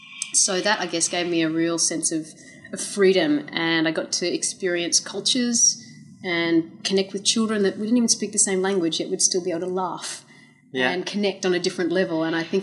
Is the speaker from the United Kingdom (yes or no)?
no; Australia; also born or lived in United States; I am Australian, but I was born in the US.